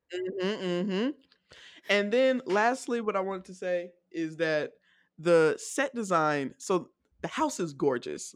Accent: Decatur, Georgia, United States; I'm from Decatur

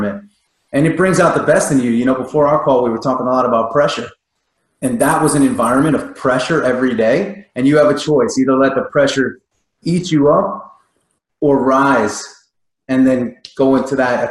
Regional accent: New York, United States; being a kid growing up in New York

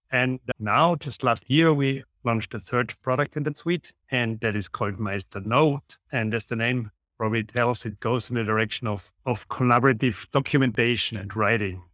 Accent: Austria; English is a second language; as you can hear, also from the accent, I'm from Austria.

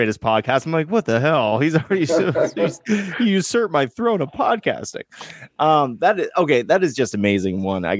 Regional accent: Colchester, Vermont, United States; also born or lived in New York; I grew up in I was born in New York. I'm from I lived in Colchester, Vermont, which is next to Burlington, Vermont

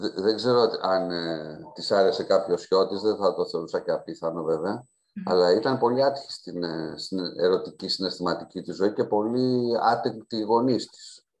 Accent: Roumeli, Central Greece, Greece

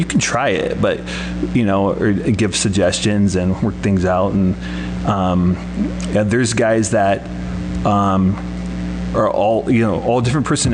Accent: Portland, Oregon, United States; moved away as an adult; I'm from Portland, Oregon

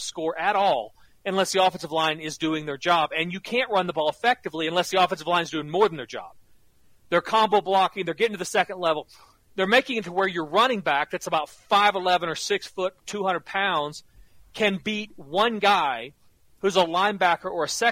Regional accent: Norman, Oklahoma, United States; I grew up in Norman, live in Oklahoma City

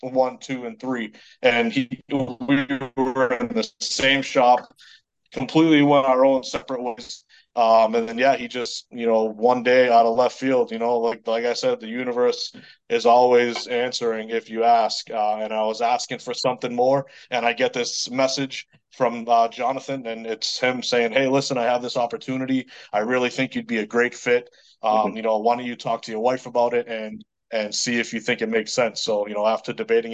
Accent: Lowell, Massachusetts, United States; accent: Boston; I'm from, I grew up in Lowell, Massachusetts. So I'm a Boston native.

